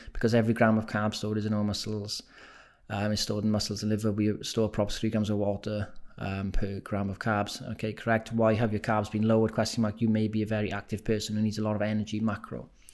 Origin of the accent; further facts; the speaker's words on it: Wales, United Kingdom; accent: Welsh; moved away; I have been told my accent's gone extra Welsh since I've been back in Wales